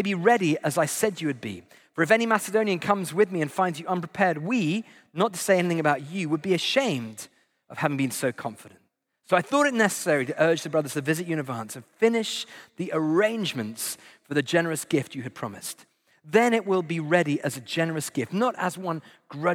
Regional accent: United Kingdom; I'm British

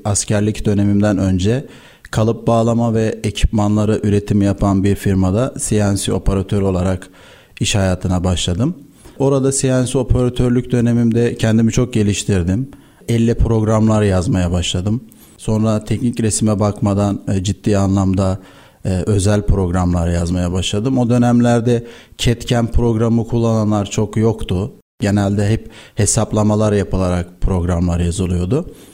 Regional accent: Istanbul, Turkey; 1990 İstanbul doğumluyum. İlk öğrenim, orta ve lise öğrenimi İstanbul'da tamamladım.

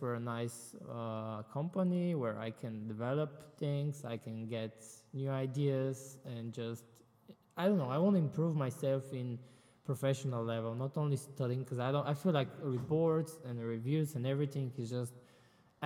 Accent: Sofia, Sofia City, Bulgaria; moved away as an adult; now in Jönköping, Sweden; I am from Bulgaria, from the capital city of Bulgaria, actually, Sofia

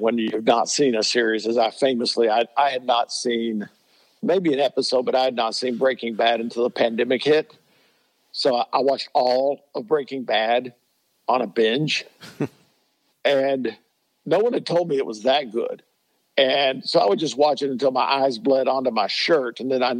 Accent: Kentucky, United States; I grew up in Kentucky, but I grew up on the other side of the state.

